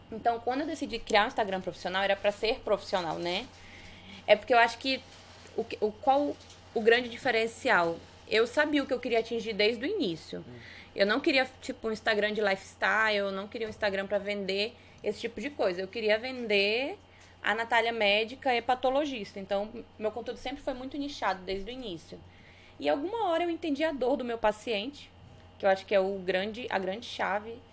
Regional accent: Araguaína, Tocantins, Brazil; Eu sou de Araguaína, Tocantins, né? Prima do Thales. Somos de Araguaína.

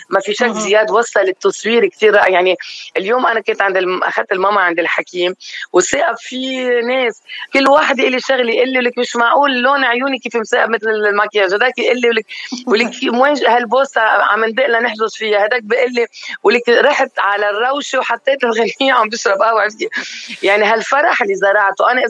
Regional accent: Lebanon; ليش انا بهالعمر بدي احمل حالي واجي روح واترك بلدي وشارعي وضيعتي وامي واهلي وناسي

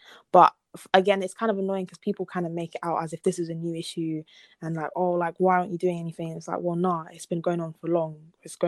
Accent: DR Congo; obviously, I'm from Congo, if people didn't know already.

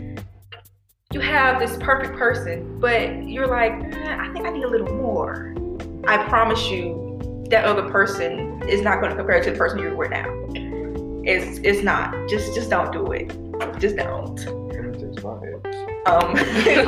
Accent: Georgia, United States; growing up in Georgia

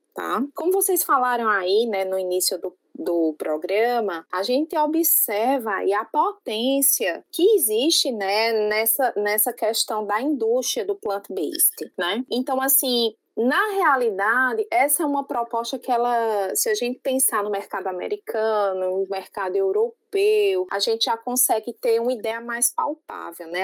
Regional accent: Paraíba, Brazil; accent: paraibano; now in Ceará, Brazil; Esse meu sotaquezinho é um sotaque paraibano mesmo, que veio para o Ceará

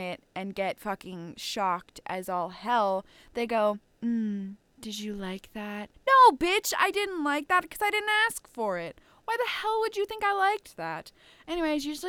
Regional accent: Ontario, Canada; I live in a fucking small ass town

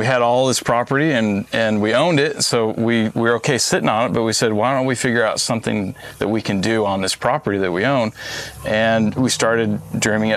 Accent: Arizona, United States; moved away as an adult; also born or lived in Utah; now in St. Cloud, Florida, United States; I come from Arizona. I went to school in Utah

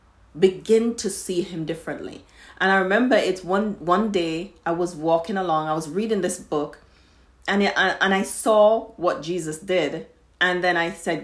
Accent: Jamaica; I grew up in Jamaica

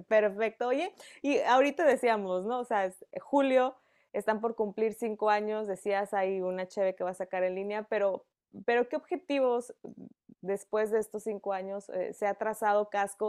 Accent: Mexico; yo como mexicana

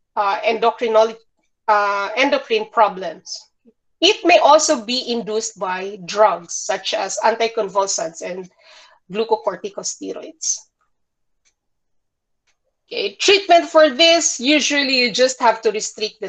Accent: Bukidnon, Northern Mindanao, Philippines; I grew up in Bukidnon, and Bukidnon is a mountainous region in smack in the middle of Mindanao.

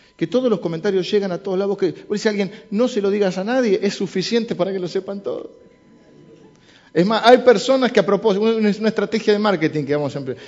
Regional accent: Argentina; soy argentino y hablo así

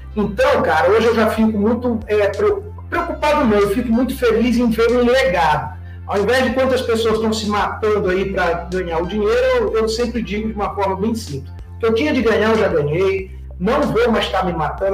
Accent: São Luís, Maranhão, Brazil; moved away; also born or lived in Rio de Janeiro; eu sou natural de São Luís, embora 40 anos de Rio de Janeiro

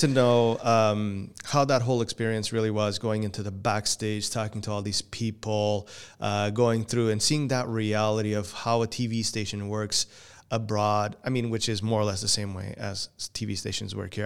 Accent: Portugal; first language Portuguese; English is a second language; now in Canada; even though I was born here, I was raised in Portugal and my English, English was second language to me, and it still is.

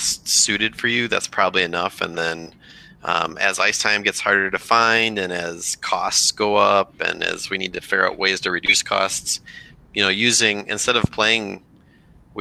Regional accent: Rochester, Minnesota, United States; growing up in Rochester, Minnesota

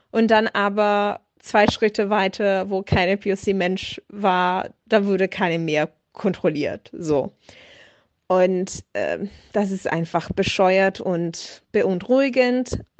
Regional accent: Italy; German is a second language; now in Munich, Germany; ich komme ja aus Italien und fahre, also vor corona zeiten bin ich regelmäßig ähm, zwischen München und Bologna gefahren mit dem Zug.

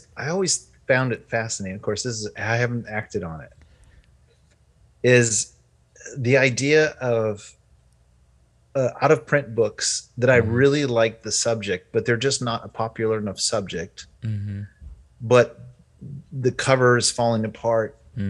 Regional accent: France; I grew up in France. I was an American, but I grew up in France.

